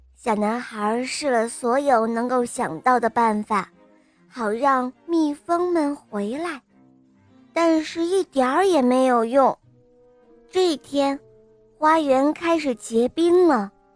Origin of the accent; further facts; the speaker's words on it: Hengshui, Hebei, China; 我今年七岁了，我来自河北衡水